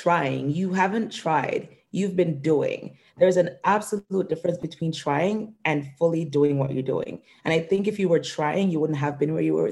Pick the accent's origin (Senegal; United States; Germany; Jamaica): Jamaica; now in Canada; growing up in Jamaica